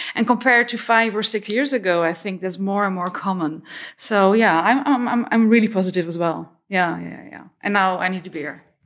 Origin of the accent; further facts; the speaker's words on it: Netherlands; I'm from the Netherlands